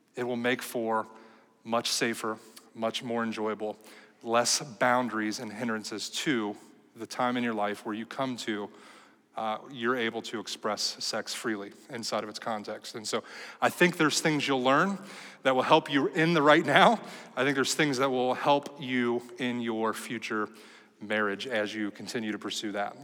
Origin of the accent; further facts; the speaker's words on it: United States; we, as American Christians